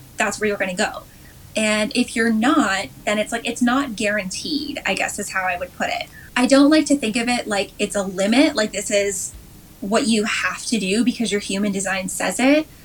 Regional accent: just outside of Toronto, Ontario, Canada; also born or lived in South Korea / Dubai / Western Canada / California; I grew up just outside of Toronto

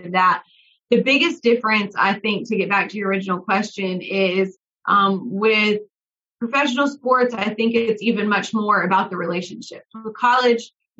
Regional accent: South Carolina, United States; moved away; also born or lived in Charlotte; college football and college basketball, like that's what I grew up on in South Carolina.

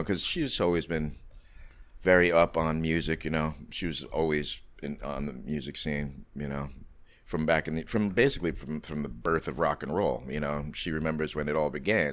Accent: New York City, New York, United States; I grew up on the Lower East Side back in the '70s through the '80s

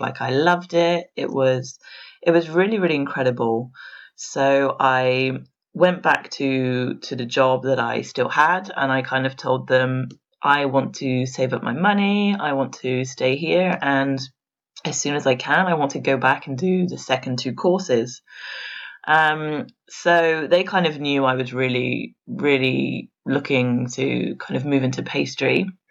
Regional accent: England, United Kingdom; moved away as an adult; now in Paris, France; I grew up in England

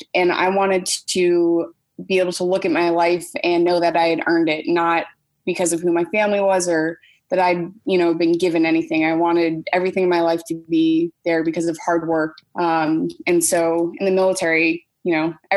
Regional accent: Boston, Massachusetts, United States; I'm from Boston.

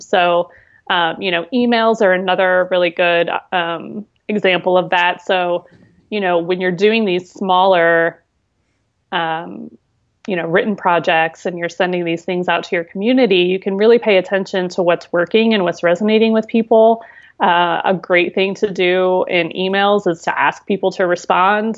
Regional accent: near Columbus, Ohio, United States; moved away as an adult; also born or lived in Seattle, Washington; Now I'm in Columbus, Ohio, which is this is my home state and near where I grew up

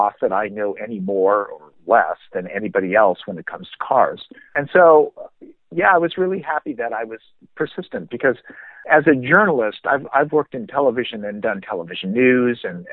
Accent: Minnesota, United States; I grew up in Minnesota

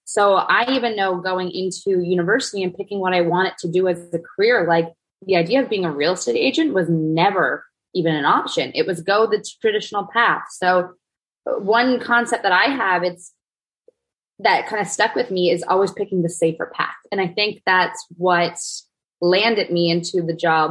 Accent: East Coast, Canada; now in Toronto, Canada; I grew up on the East Coast, so I know ocean

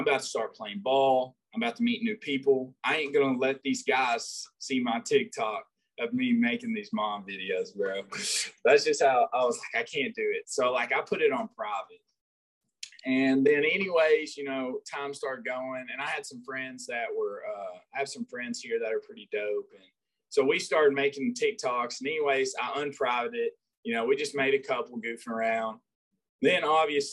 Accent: Batesville, Arkansas, United States; also born or lived in Cord, Arkansas; I'm from Batesville, Arkansas, or Cord, Arkansas, just a little town.

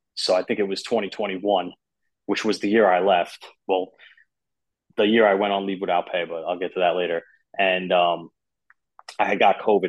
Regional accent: Long Island, New York, United States; I grew up on Long Island.

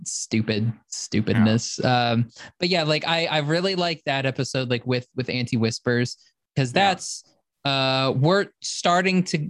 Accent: Oklahoma, United States; I'm from Oklahoma, so it's Wart.

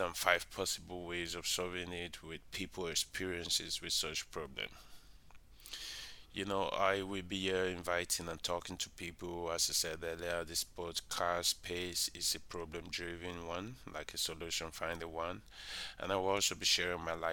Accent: Nigeria; I'm from Nigeria.

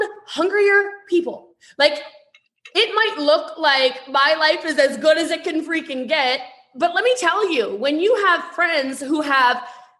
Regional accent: Maryland, United States; I'm from Maryland

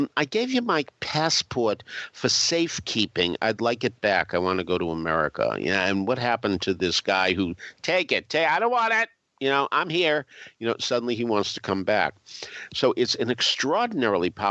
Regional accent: Massachusetts, United States; I'm from Massachusetts

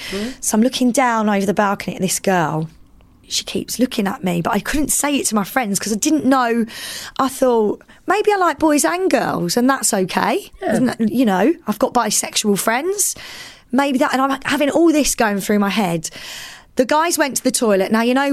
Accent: East of England, United Kingdom; I identify as a female lesbian. Growing up in Essex, it was very much like I was with the popular girls all the time at school

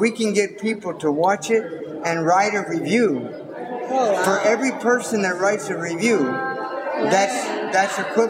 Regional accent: Corpus Christi, Texas, United States; Soy Tejano. I'm from Corpus Christi.

